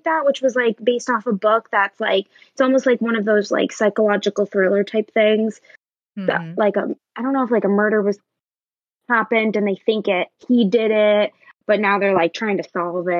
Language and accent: English; Mystic, Connecticut, United States; which is actually filmed in my hometown